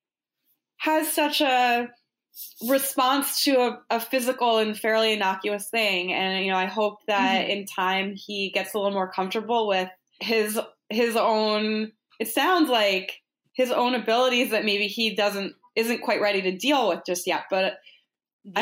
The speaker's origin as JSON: {"language": "English", "town": "Boston", "region": "Massachusetts", "country": "United States", "tie": "born or raised there", "said": "I grew up in Boston"}